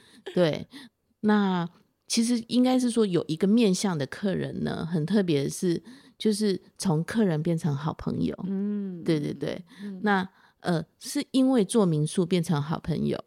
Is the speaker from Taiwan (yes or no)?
yes; Taipei, Taiwan; now in Taitung, Taiwan; 我现在已经，呃，不敢说我是台北人了。